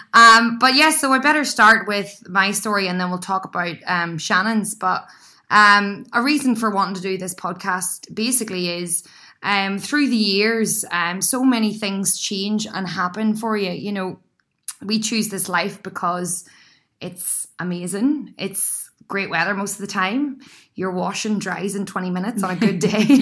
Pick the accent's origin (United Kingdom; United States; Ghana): United Kingdom; County Down, Northern Ireland; moved away as an adult; now in Sydney, Australia; an Irish girl